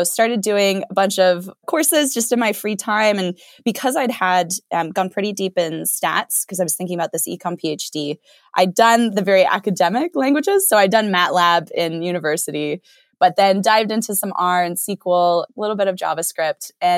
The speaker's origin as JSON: {"language": "English", "region": "Arizona", "country": "United States", "tie": "born or raised there", "said": "I grew up in Arizona and then did my college degree out at Stanford."}